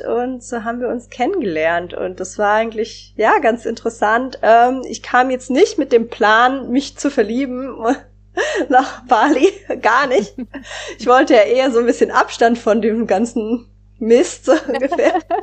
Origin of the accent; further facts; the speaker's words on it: Germany; Also ich bin in Deutschland aufgewachsen, in Deutschland sozialisiert